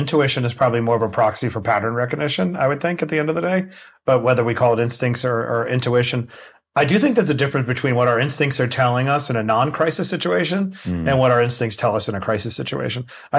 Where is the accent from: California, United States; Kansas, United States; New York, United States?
New York, United States; Queens; I grew up in Queens, New York, very poor, living on government cheese and taking care of my mother